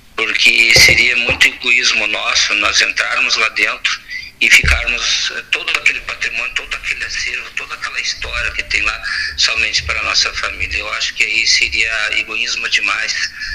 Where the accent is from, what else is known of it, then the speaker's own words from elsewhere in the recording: Tapejara, Rio Grande do Sul, Brazil; now in Santa Maria, Brazil; nasci em Tapejara.